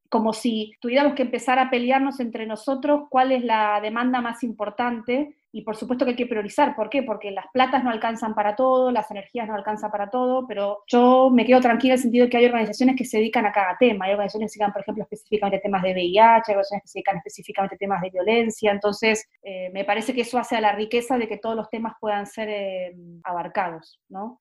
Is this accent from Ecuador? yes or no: no; Argentina; moved away as an adult; also born or lived in Buenos Aires; now in Santiago, Chile; cómo somos los argentinos, argentinas